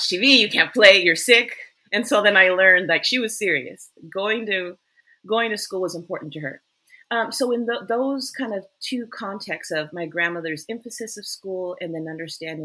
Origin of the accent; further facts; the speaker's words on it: El Paso, Texas, United States; I grew up in El Paso, Texas